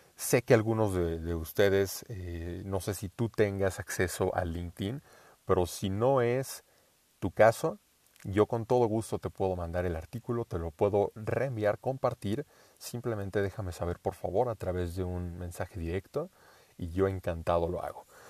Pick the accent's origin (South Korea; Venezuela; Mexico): Mexico; first language Spanish